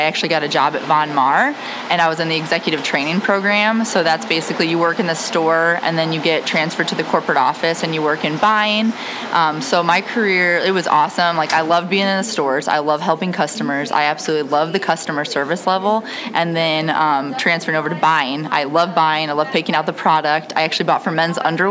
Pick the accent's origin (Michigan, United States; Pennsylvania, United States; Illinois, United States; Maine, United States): Illinois, United States; Rock Island; also born or lived in Peoria, Illinois; we are born and raised in the Quad Cities. We went to Washington, then we went to Rock Island High School